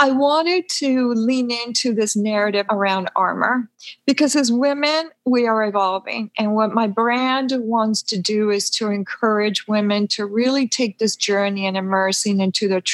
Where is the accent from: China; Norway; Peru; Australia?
Peru; moved away; We were born and raised in Peru